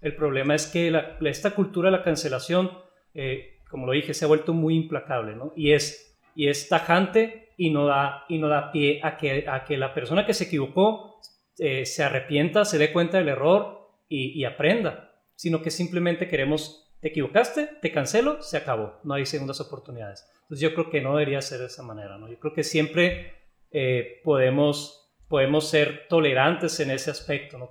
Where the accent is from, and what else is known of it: Mexico